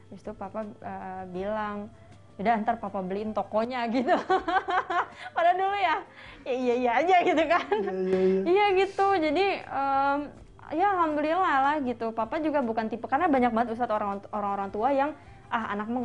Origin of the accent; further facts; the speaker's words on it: Jakarta, Indonesia; ngomong gue lu salah padahal gue orang Betawi gitu kan